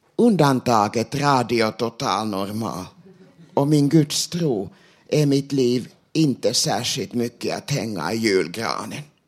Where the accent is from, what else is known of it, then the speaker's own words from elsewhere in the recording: Sweden; first language Finnish; Swedish is a second language; jag är född och uppvuxen i Sverige